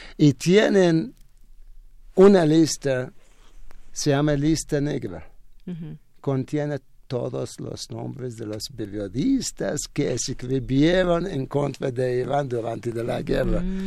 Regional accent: Iraq; first language Arabic; Spanish is a second language; moved away as an adult; now in Mexico; en mi país no hablamos el español nunca. La primera lengua es árabe

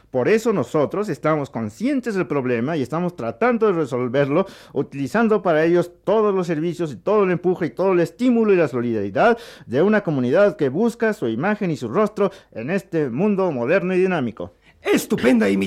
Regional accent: Mexico; accent: Mexican; porque yo, tengo un acento muy mexicano

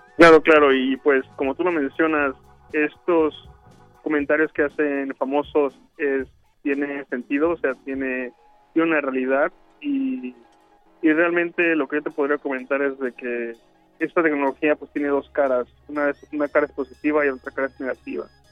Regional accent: Mexico; moved away; yo soy de México

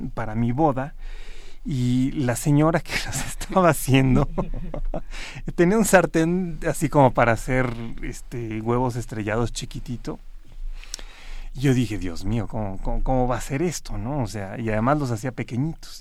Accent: Mexico; aquí en México se producía el azúcar y se producían unas cantidades increíbles

